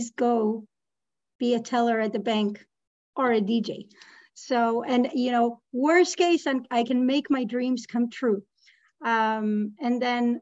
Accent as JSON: {"language": "English", "country": "Israel", "tie": "born or raised there", "moved": "as an adult", "lives_now": "Canada", "said": "I left my country. I was born and raised in Israel."}